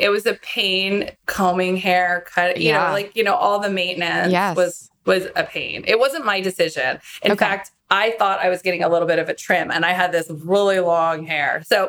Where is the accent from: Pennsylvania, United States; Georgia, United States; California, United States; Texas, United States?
California, United States; San Francisco; I grew up in San Francisco.